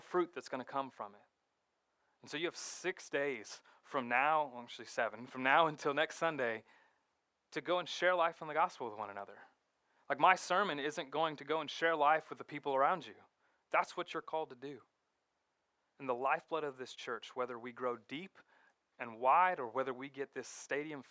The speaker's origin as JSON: {"language": "English", "town": "Fort Lauderdale", "region": "Florida", "country": "United States", "tie": "born or raised there", "moved": "as an adult", "said": "where I grew up in Fort Lauderdale"}